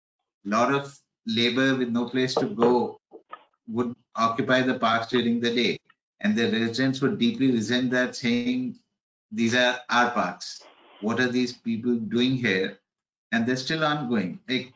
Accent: Delhi, India; growing up in Delhi in the 70s.

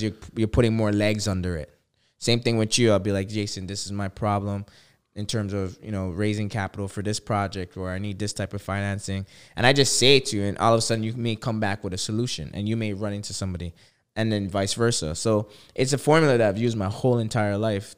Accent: Toronto, Ontario, Canada; I'm from Toronto

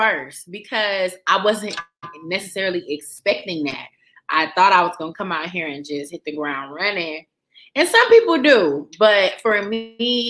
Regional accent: Detroit, Michigan, United States; moved away as an adult; now in Los Angeles, United States; growing up in Detroit

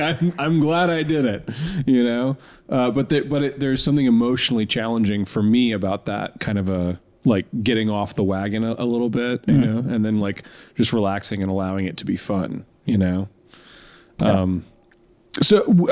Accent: Tampa, Florida, United States; moved away; I grew up in Tampa

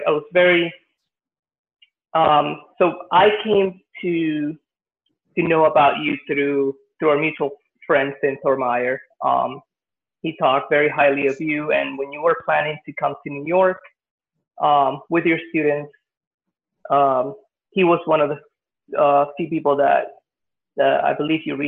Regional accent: Venezuela; now in United States; I grew up in Venezuela, and I went to, you know, most of my school in Venezuela.

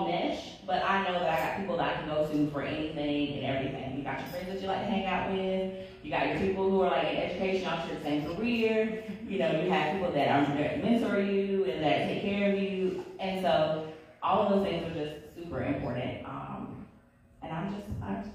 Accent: North Carolina, United States; I was from North Carolina, we all were

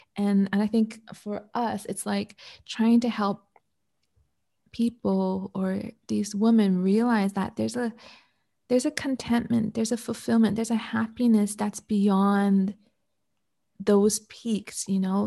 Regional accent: Canada; now in Malaysia; I'm Canadian

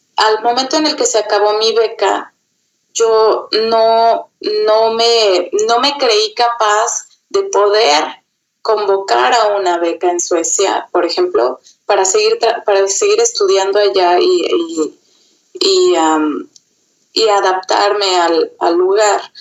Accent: Mexico; moved away as an adult; also born or lived in Sweden / Germany / Austria; now in Vienna, Austria; yo como mexicana obviamente tengo, tengo una, una identificación y un amor por México y por mi gente bastante grande

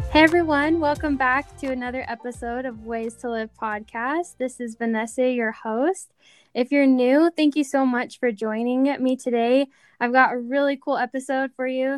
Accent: Rexburg, Idaho, United States; moved away; my hometown in, in just small Rexburg, Idaho.

